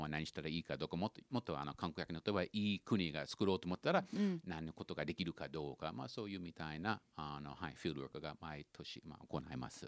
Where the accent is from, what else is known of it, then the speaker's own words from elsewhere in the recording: Vancouver, British Columbia, Canada; Japanese is a second language; moved away as an adult; now in Japan; あのキャナダの中の私があの生まれたの町は、はいはい、えっとバンクーバーです